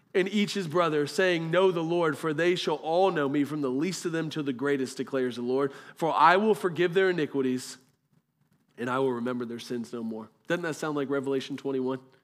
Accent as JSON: {"language": "English", "country": "Germany", "tie": "born or raised there", "moved": "yes", "said": "I was born in Germany"}